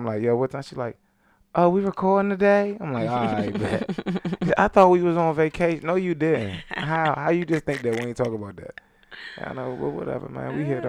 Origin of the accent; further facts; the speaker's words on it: Charlotte, North Carolina, United States; I forget. I'm from Charlotte. You know what it is.